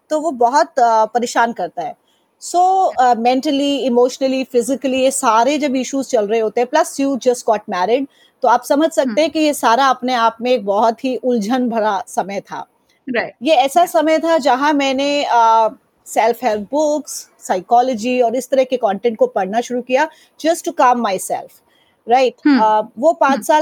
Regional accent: Delhi, India; मैं दिल्ली वाली हूँ {S0} और ऐसा इसलिए कहती {S1} हूँ क्योंकि मेरा बचपन मेरा स्कूलिंग मेरा कॉलेज हर चीज दिल्ली में हुई

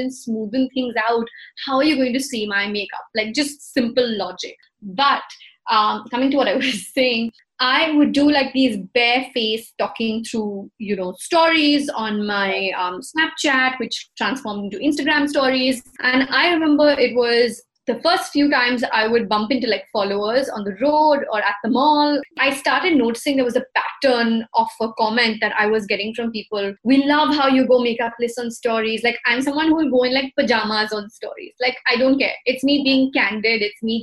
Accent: India; We're Indian, yeah, we're brown people

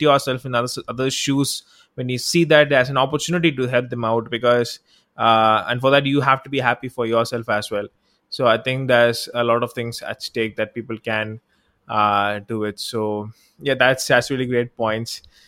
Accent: Tamil Nadu, India; I'm from South India, I'm from Tamil Nadu, actually

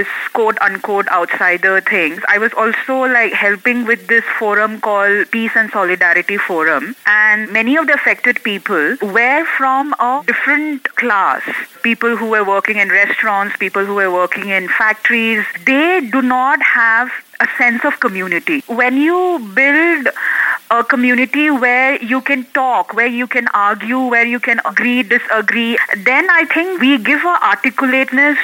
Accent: Manipur, India; a person like me who comes from Manipur

